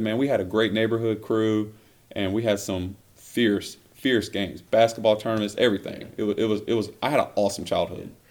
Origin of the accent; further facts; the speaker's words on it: Millbrook, Alabama, United States; moved away; also born or lived in Montgomery, Alabama; i was born in Montgomery, Alabama, uh, raised in Millbrook, Alabama